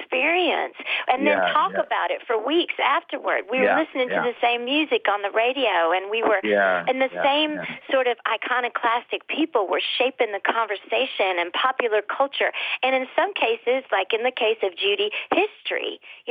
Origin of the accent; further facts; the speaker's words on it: United States; being from a small town, and my parents are European, and so I was aware that in our house we were culturally different, and I was aware of a different world outside of what I knew as my American upbringing